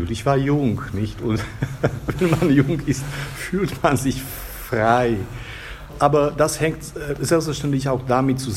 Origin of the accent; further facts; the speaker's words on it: Bratislava, Bratislava Region, Slovakia; ich bin in Bratislava aufgewachsen